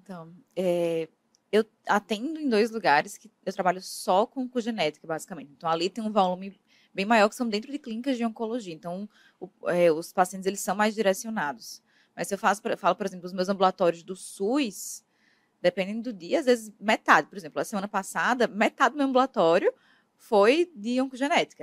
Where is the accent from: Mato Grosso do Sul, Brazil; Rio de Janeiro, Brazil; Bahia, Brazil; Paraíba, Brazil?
Paraíba, Brazil; Campina Grande; also born or lived in Ribeirão Preto; Eu sou da Paraíba, né? Eu, eu, sou natural de Campina Grande